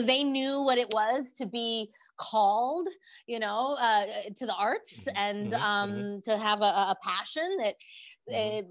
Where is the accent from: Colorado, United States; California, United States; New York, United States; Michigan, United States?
Colorado, United States; Denver; born and raised in Denver, Colorado.